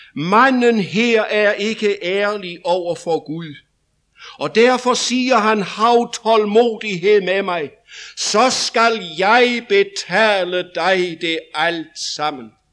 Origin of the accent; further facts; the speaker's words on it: Denmark; I 1990 stod vi i en vækkelse over i Vestjylland hjemme i Danmark